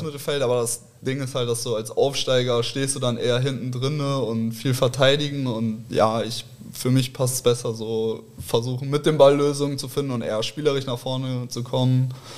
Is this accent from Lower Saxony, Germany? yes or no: no; Cologne, North Rhine-Westphalia, Germany; moved away as an adult; now in Hamburg, Germany; ich aus Köln komme, gebürtig, in also in Köln geboren, da auch äh, groß geworden, aufgewachsen